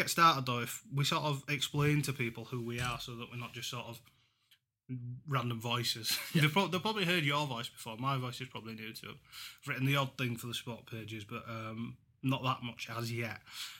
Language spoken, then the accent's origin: English; Huddersfield, Yorkshire and the Humber, United Kingdom; I've got a soft spot for them, obviously being my hometown club. But I wouldn't ever want to claim them as my own.